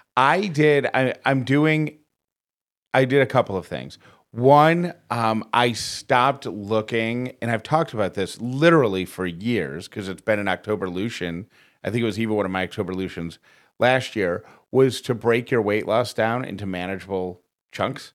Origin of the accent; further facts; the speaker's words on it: Syracuse, New York, United States; moved away; that's my hometown where I'm from